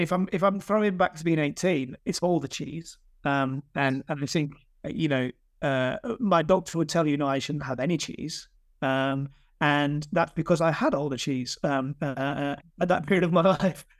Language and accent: English; Yorkshire and the Humber, United Kingdom; moved away as an adult; now in London, United Kingdom; I live in London, but I'm from, I'm, I'm definitely from Yorkshire.